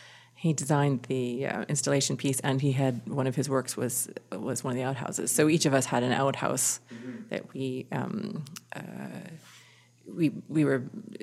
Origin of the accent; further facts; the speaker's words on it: the Prairies, Canada; also born or lived in Vancouver; And I'm a prairie kid. I was born in Vancouver, but I am a prairie kid. So what I bring is guided by that, whether I like it or not. Big open sky, tons of space, imagination.